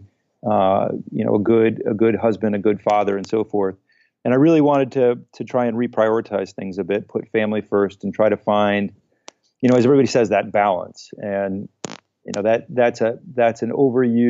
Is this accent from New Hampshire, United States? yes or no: yes; New Hampshire, United States; moved away as an adult; also born or lived in Ohio; New Hampshire is where I grew up and it was home